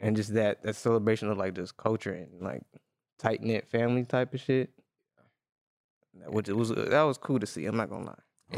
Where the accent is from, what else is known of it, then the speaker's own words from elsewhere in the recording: United States; I'm Black American.